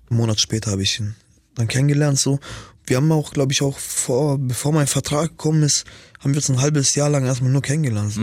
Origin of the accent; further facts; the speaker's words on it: Nuremberg, Bavaria, Germany; Ich komme so aus Nürnberg